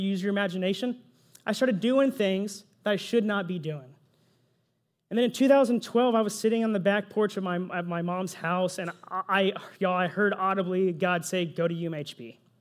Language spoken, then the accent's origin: English; Pflugerville, Texas, United States; also born or lived in San Jose, California / apple orchard campus (unnamed, ages 12-15); So I was only there for two years, y'all. I was only there two years. Then I moved to Pflugerville, Texas